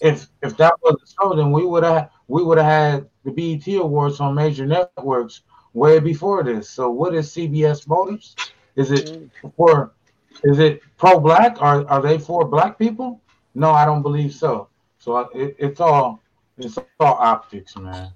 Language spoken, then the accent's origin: English; Pasadena, California, United States; I'm from Pasadena